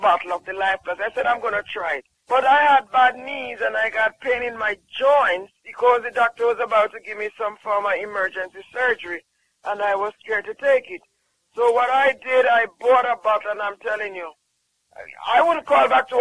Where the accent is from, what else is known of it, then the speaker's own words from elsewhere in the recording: Jamaica; I'm from Jamaica